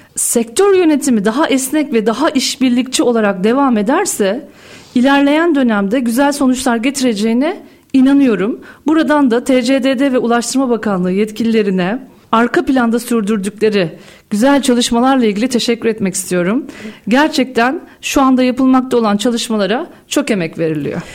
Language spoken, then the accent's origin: Turkish; Karahallı, Uşak Province, Turkey; bin dokuz yüz yetmiş sekiz Uşak Karahalı doğumluyum